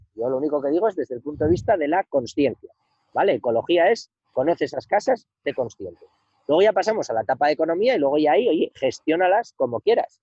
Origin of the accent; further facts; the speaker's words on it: Somiedo, Asturias, Spain; also born or lived in Madrid / San Francisco; yo no te estoy hablando desde mi pueblo, desde Somiedo